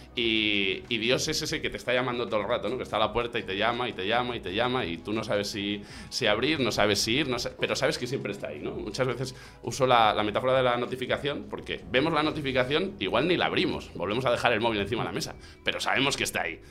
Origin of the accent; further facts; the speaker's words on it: Zamora, Castile and León, Spain; moved away as an adult; now in Madrid, Spain; Yo soy más zamorano fuera de Zamora que en Zamora